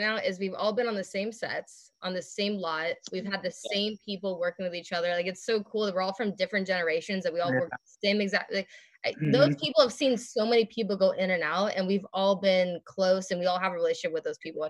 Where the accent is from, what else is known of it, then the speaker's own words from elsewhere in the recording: Southern California, United States; because I'm from Southern California, which is like near LA.